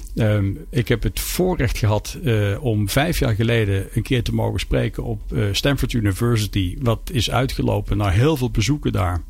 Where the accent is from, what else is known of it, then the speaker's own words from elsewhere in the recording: Peel, Netherlands; bij ons in de Peel, een museum van Jan Vriends